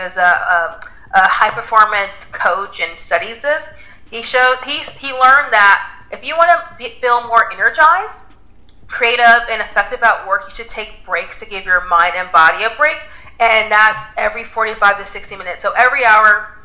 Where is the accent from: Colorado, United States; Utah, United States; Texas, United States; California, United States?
California, United States; the Bay Area; I was the only one working out of California. I'm from the Bay Area.